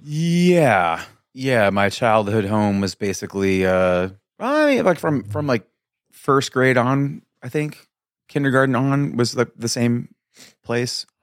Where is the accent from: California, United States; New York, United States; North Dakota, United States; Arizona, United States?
Arizona, United States; Mesa; also born or lived in Kansas; moved around a little bit as a little kid, little kid, a wee lad, and then ended up here in, um, like I said, like, preschool